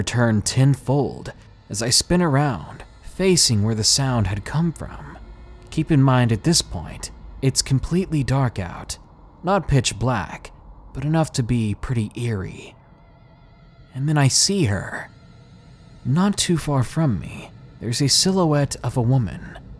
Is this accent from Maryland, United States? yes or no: yes; Williamsport, Maryland, United States; But one dark night in my hometown of Williamsport, Maryland, changed the way I think completely. It happened nearly 10 years ago, when I was 16 going on 17 in my hometown. It was one of those places like everybody knows everybody.